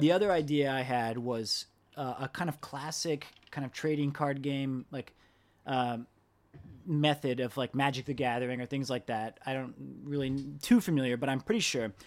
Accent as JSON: {"language": "English", "country": "United States", "said": "I'm from America"}